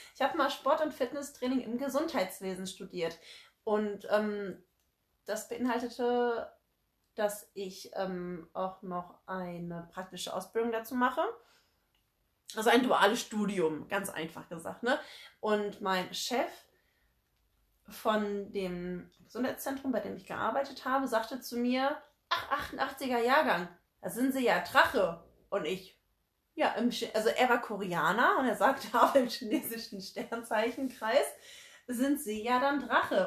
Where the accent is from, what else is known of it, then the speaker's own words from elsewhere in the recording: Frankfurt, Hesse, Germany; gebürtige Frankfurterin tatsächlich und auch sehr, sehr stolz darauf